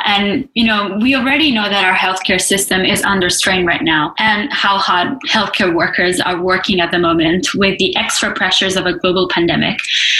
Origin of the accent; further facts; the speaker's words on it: Italy; moved away as an adult; now in Australia; and I come from Italy, so I came to 5 years ago